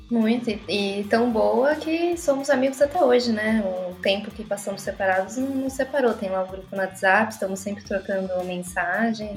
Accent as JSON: {"language": "Portuguese", "country": "Brazil", "moved": "as an adult", "lives_now": "Porto, Portugal", "said": "sou brasileira"}